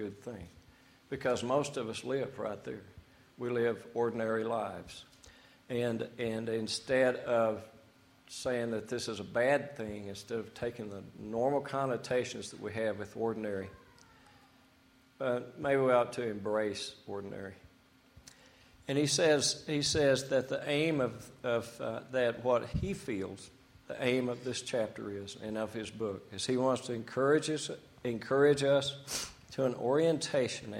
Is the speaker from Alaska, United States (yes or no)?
no; Amarillo, Texas, United States; I was born in Amarillo, Texas